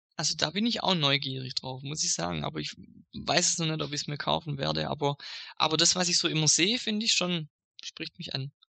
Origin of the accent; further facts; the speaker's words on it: Swabia, Germany; als Schwabe